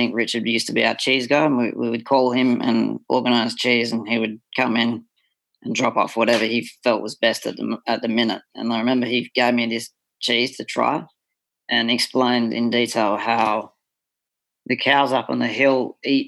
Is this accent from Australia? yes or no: yes; Australia; moved away as an adult; I'm an Australian born and bred and I grew up on crap cheese